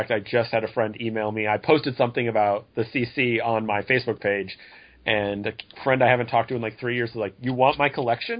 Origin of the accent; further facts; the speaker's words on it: Denver, Colorado, United States; I grew up in the Denver area